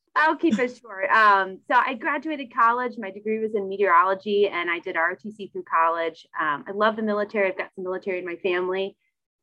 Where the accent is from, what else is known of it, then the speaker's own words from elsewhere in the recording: Louisville, Kentucky, United States; I was born and raised in Louisville